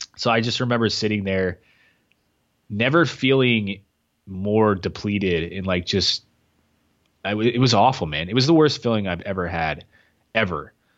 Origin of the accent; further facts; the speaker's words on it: Knoxville, Tennessee, United States; moved away; also born or lived in Kentucky; I was in Knoxville, where I was from Knoxville, but I was living in Kentucky.